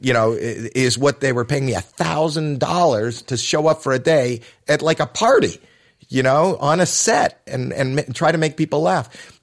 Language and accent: English; Toronto, Ontario, Canada; I was this kid from Toronto.